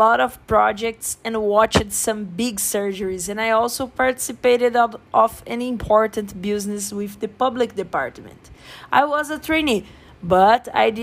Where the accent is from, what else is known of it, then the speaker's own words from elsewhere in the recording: Brazil; English is a second language; moved away as an adult; now in Canada; I'm from Brazil, but I'm living in Canada now. I moved to study